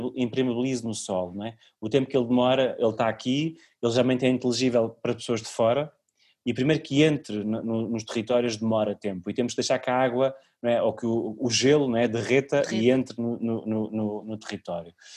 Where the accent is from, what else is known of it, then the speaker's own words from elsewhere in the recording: Cem Soldos, Santarém District, Portugal; meu contributo para a minha aldeia